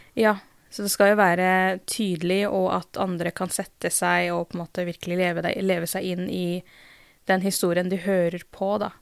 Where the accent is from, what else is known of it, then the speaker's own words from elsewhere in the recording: Drammen, Buskerud, Norway; jeg er jo født og oppvokst i Drammen, og så har jeg foreldre fra India